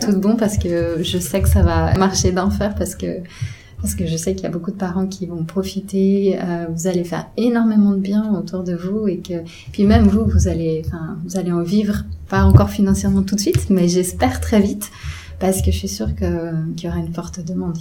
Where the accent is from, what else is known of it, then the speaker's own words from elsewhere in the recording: Geneva, Switzerland; chez nous à Genève